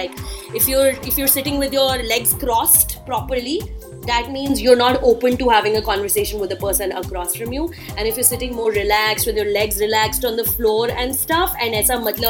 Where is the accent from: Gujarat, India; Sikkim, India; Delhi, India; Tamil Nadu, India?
Delhi, India; I'm from Delhi and I've been doing radio for so many years